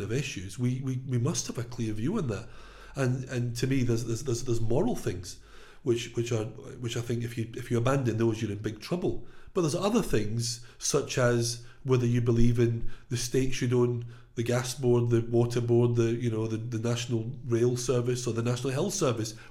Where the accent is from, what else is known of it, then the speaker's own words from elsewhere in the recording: Glasgow, Scotland, United Kingdom; now in England, United Kingdom; I come from Scotland, from Glasgow, from a working class, Labour voting background